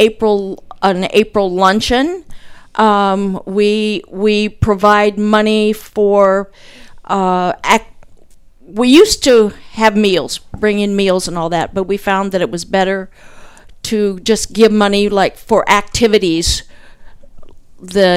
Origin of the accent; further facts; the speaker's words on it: Plymouth, United States; also born or lived in North Carolina / Asheville area, North Carolina; now in Warsaw, United States; I grew up basically in Plymouth and graduated from Plymouth and moved to Warsaw about 18 years ago from North Carolina